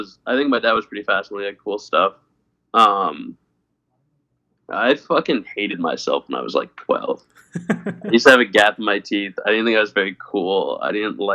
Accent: Connecticut, United States; I'm originally from Connecticut

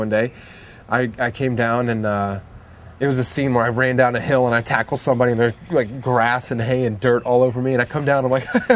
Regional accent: Florida, United States; moved away as an adult; now in Los Angeles, United States; where I grew up in Florida

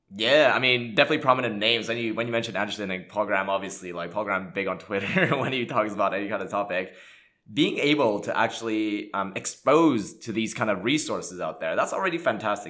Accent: Montreal, Quebec, Canada; English is a second language; I grew up in Montreal, Canada

